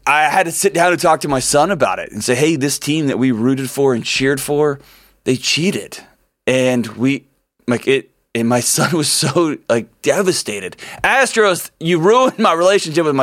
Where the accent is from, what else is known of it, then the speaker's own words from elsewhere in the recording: Houston, Texas, United States; I was born in Houston, raised in Houston.